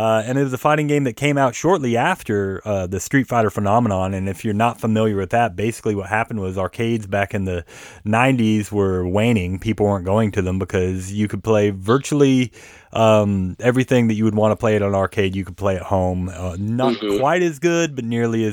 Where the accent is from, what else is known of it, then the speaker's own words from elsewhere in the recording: Georgia, United States; also born or lived in Seattle, Washington; now in Arkansas/Oklahoma area, United States; I grew up in Georgia and Seattle before